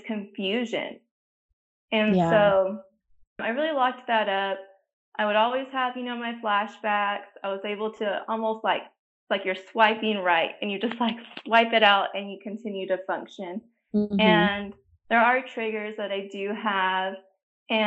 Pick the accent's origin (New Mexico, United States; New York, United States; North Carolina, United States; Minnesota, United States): New Mexico, United States; now in Texas, United States; I live in Texas, but I did not grow up here. I grew up in New Mexico, so I'm a New Mexico native.